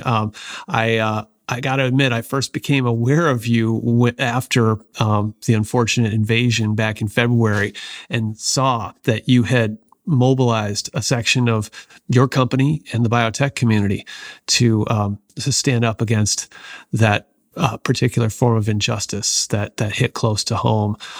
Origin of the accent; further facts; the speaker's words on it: Seattle, Washington, United States; my hometown of Seattle